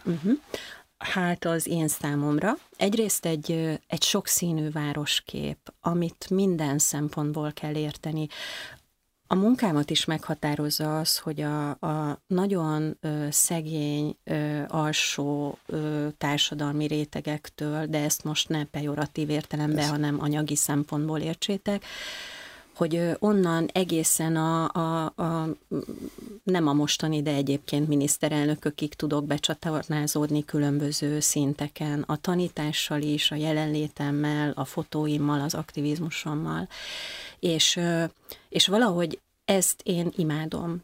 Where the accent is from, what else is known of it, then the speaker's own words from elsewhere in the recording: Marcali, Somogy, Hungary; now in Budapest, Hungary; Én vidéki vagyok, bár nem faluból, hanem egy nagyon kicsi városból származom. Ez nevezetesen Marcali